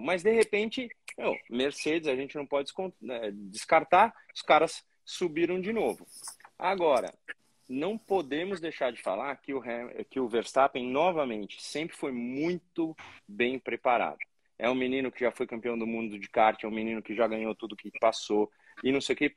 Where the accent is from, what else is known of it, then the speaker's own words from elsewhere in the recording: Brazil; somos brasileiros